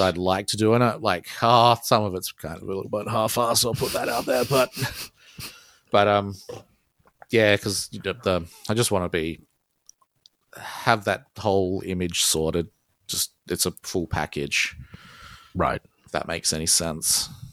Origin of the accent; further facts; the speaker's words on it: Australia; accent: Australian; I'm Australian